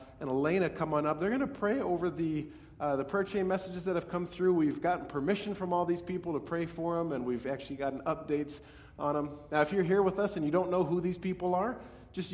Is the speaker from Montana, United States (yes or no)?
yes; Montana, United States; moved away; the little Native American village I grew up on in Montana